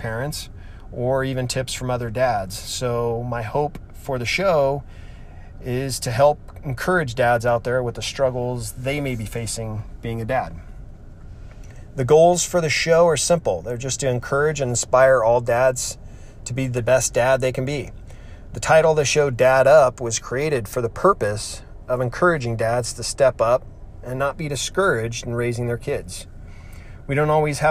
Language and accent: English; California, United States; I grew up in California, have lived here my whole life